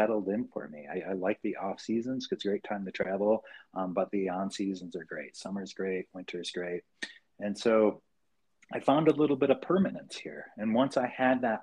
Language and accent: English; New York, United States; moved away as an adult; also born or lived in Nantucket Island; now in Aspen, United States; I grew up back east in New York State